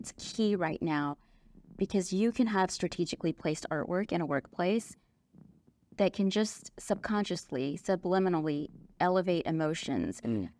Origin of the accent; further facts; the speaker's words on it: England, United Kingdom; born there; also born or lived in Dallas; I was born in England. I went to school there for a few years. Actually, my family traveled back and forth between Dallas and London.